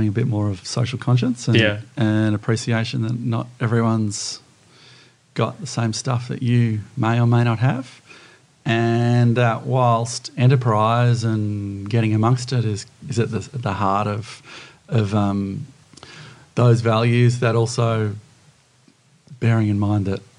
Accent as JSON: {"language": "English", "town": "Sydney", "region": "New South Wales", "country": "Australia", "tie": "born or raised there", "also_born_or_lived": "Bondi Beach, Sydney", "said": "I grew up in Mossman"}